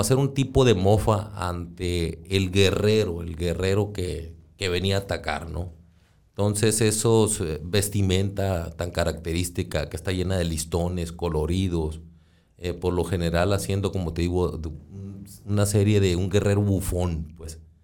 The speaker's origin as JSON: {"language": "Spanish", "town": "Hermosillo", "region": "Sonora", "country": "Mexico", "tie": "born or raised there", "said": "Yo nací ya en Hermosillo"}